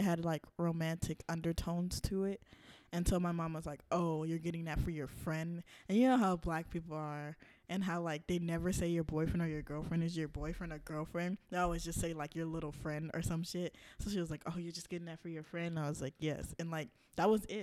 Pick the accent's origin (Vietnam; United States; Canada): United States; the South; I am from the South